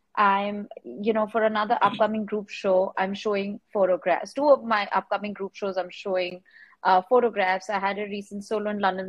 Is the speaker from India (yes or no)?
yes; Mumbai, Maharashtra, India; I grew up in Bombay, I was born here.